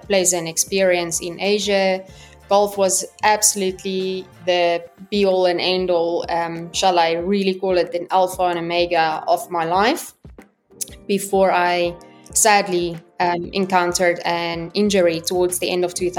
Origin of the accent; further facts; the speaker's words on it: South Africa; moved away as an adult; also born or lived in Stellenbosch, South Africa / Dubai, United Arab Emirates; I am South African